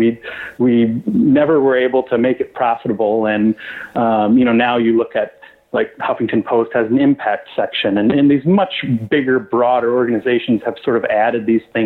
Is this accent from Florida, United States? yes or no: no; West Michigan, United States; born or raised there